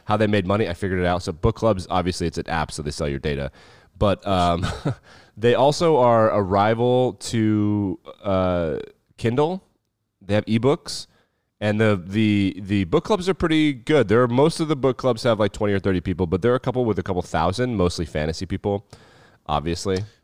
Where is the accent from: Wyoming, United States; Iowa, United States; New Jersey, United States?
Wyoming, United States; when we were growing up in Wyoming